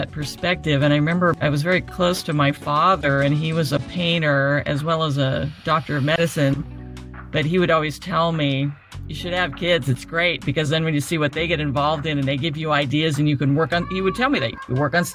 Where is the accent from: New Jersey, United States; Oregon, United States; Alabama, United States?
Oregon, United States; Medford; My hometown, Medford, Oregon, was such a sports town